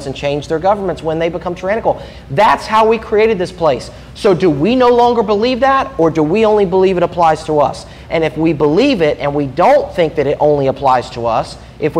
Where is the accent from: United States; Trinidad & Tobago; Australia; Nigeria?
United States; I was born in America